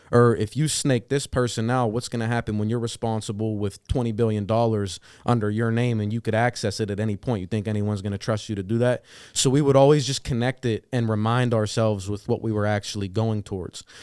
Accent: New Castle, Pennsylvania, United States; moved away as an adult; now in Pittsburgh, United States; I was born and raised in Newcastle, Pennsylvania, not too far from Youngstown

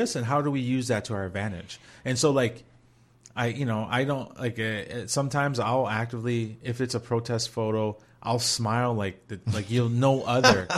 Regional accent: Minnesota, United States; we're all from Minnesota

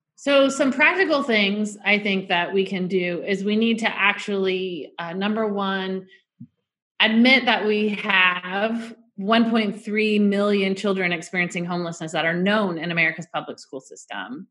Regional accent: Orange County, California, United States; I grew up in Orange County.

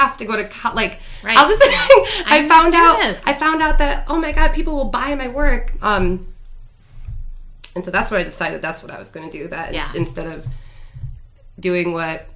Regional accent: Grand Rapids, Michigan, United States; I grew up right across the street from Orchard View

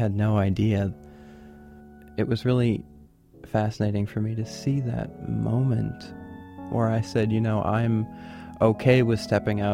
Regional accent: South Portland, Maine, United States; I'm from South Portland

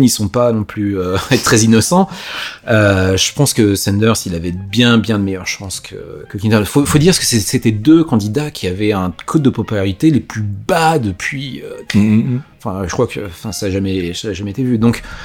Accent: Yvelines, Île-de-France, France; moved away as an adult; now in United States; j'ai vécu dans les Yvelines en fait, mhm. c'est là où j'ai grandi

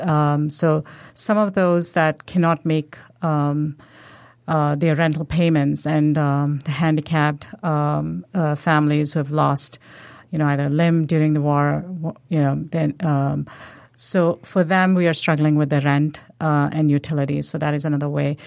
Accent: India; now in United States; I'm from India, um, originally.

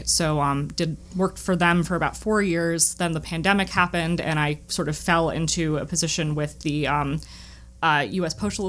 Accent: New England, United States; I'm originally from New England and my family still lives up here.

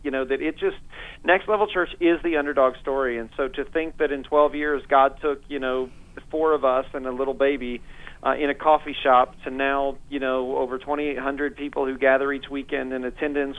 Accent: Northeast Indiana, United States; moved away as an adult; now in Fort Myers, United States; I was raised uh, in a great home in Indiana, Northeast Indiana

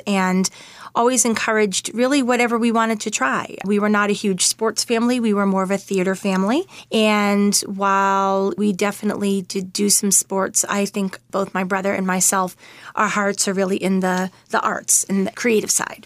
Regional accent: Winchester, Massachusetts, United States; moved away as an adult; also born or lived in Manhattan, New York; I'm from Winchester, Massachusetts, and I live there now as well. I actually spent about ten years in Manhattan, which were very formative years for me. But when I met my husband, I actually asked him if he would be okay with coming back to where I grew up

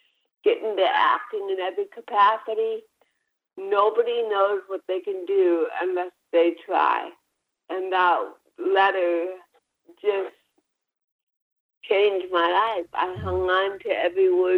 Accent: Orange County, California, United States; also born or lived in Buffalo, New York; So I grew up in Orange County, California.

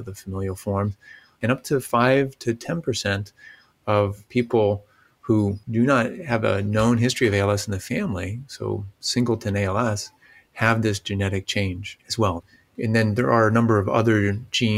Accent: St. Louis, Missouri, United States; moved away as an adult; also born or lived in Virginia; I'm from St. Louis. I had grown up there

